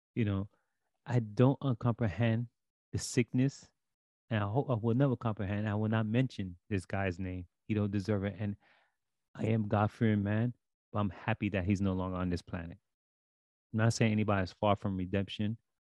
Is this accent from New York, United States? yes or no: yes; New York City, New York, United States; I grew up in Brooklyn